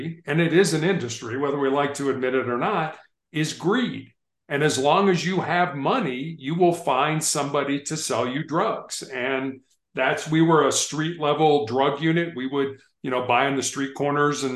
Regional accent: Chicago, Illinois, United States; also born or lived in Charleston, South Carolina; I was born on the South Side of Chicago

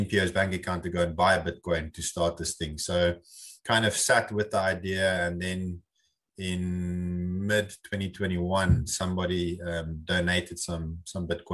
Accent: South Africa; as a South African

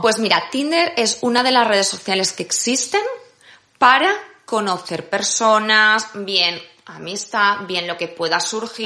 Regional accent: Valencia, Valencian Community, Spain; moved away as an adult; now in Madrid, Spain; soy de Valencia, vine a vivir a Madrid para seguir estudiando

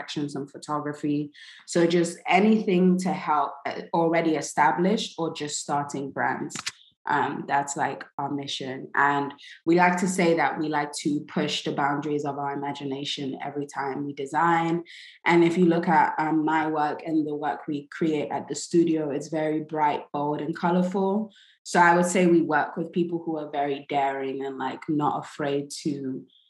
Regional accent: London, United Kingdom; moved away as an adult; also born or lived in New York / Nigeria; now in Brooklyn, United States; I was born in New York, even though I grew up in London.

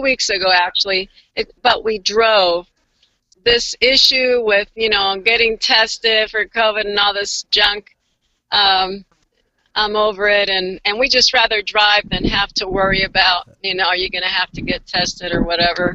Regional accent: Florida, United States; also born or lived in Virginia; now in Washington, United States; I grew up in Florida

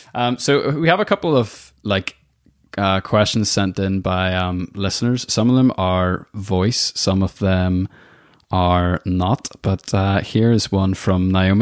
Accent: Northern Ireland, United Kingdom; moved away as an adult; also born or lived in New York; I moved away from Northern Ireland when I was 18 and did the whole kind of living in New York thing, and then came back.

